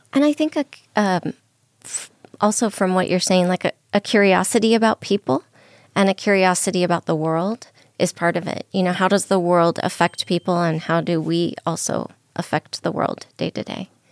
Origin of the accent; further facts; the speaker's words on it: Southern California, United States; also born or lived in New Mexico; now in Las Vegas, United States; I'm originally from Southern California.